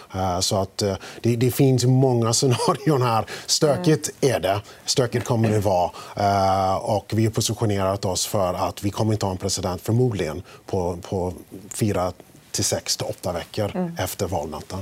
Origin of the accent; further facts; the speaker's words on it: United States; now in Sweden; Som amerikan